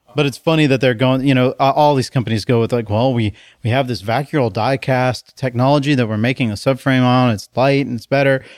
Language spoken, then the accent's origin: English; United States; now in Portland, United States; I'm American